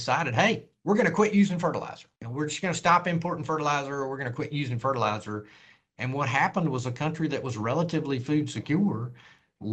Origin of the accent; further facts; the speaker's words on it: North Carolina, United States; having lived through some of that here in my home state